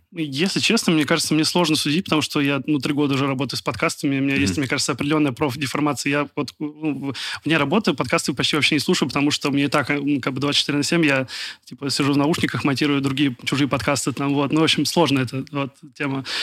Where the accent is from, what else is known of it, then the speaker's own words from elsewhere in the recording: Kaliningrad, Kaliningrad Oblast, Russia; я из Калининграда